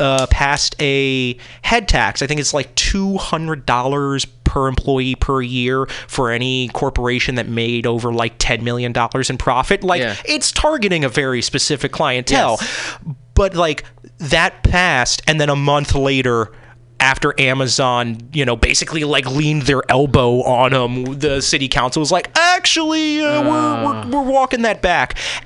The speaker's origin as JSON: {"language": "English", "region": "East Coast", "country": "United States", "lives_now": "Seattle, United States", "said": "Yeah, and I will say, as I'm not a Seattle born and bred, you know, like I was from the East Coast, so I am also part of that."}